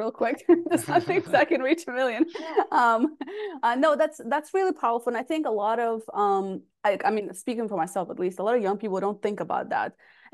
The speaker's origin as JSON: {"language": "English", "country": "United States", "tie": "born or raised there", "also_born_or_lived": "Russia", "said": "I grew up in the States"}